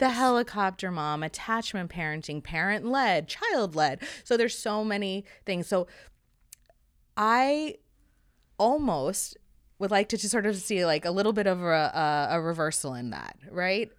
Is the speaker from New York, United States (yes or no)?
yes; New York City, New York, United States; I grew up in New York City, so I had a lot of friends and I was always outside